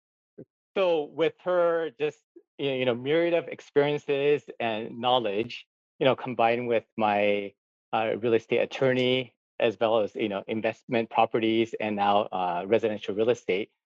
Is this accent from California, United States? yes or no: yes; Gardena, California, United States; moved away as an adult; also born or lived in Tokyo, Japan; now in Hawaii, United States; I was actually born in Tokyo, Japan. I grew up in Gardena, California.